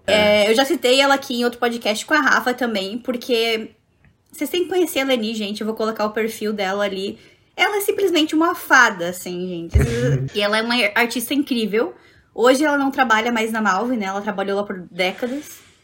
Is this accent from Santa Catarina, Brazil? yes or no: yes; Joinville, Santa Catarina, Brazil; also born or lived in Jaraguá do Sul; Eu sou de Joinville, mas estudava lá na Católica de Araguá do Sul